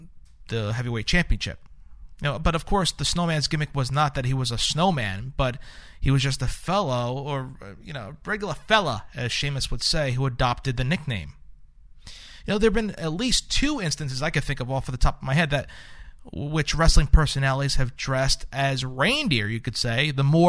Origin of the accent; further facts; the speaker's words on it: New York City, New York, United States; … from New York City, my home state, as I was born in Brooklyn.